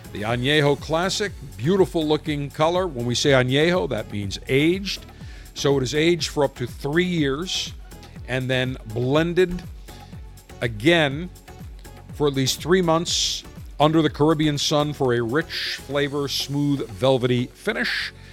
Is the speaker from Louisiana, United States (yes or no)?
no; Buffalo, New York, United States; moved away; I grew up in Buffalo